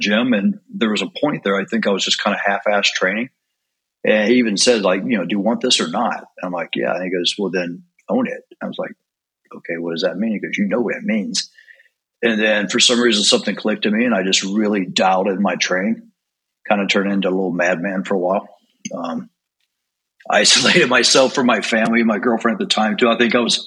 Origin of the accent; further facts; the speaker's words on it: East Tennessee, United States; also born or lived in Maryland; We actually grew up in Maryland and moved to East Tennessee.